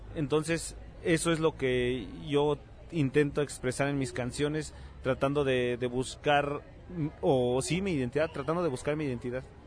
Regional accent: Mexico City, Mexico; nosotros que crecimos en barrio, en la Ciudad de México

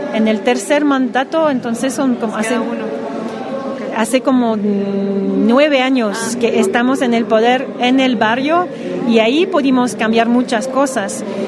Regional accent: Montreal, Quebec, Canada; Spanish is a second language; soy de Montreal, Canadá

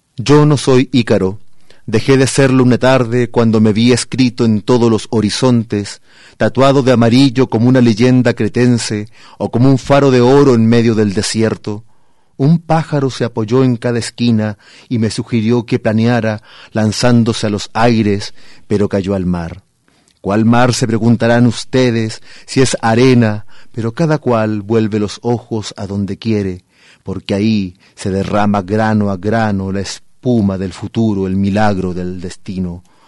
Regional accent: Chile; moved away as an adult; now in Guadalajara, Mexico; yo vengo del desierto de Atacama, eh, en Chile

